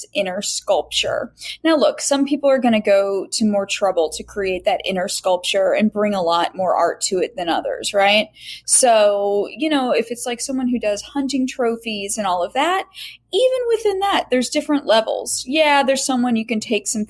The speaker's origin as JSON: {"language": "English", "country": "United States", "tie": "born or raised there", "also_born_or_lived": "Indiana / Florida", "said": "I grew up in Indiana and Florida"}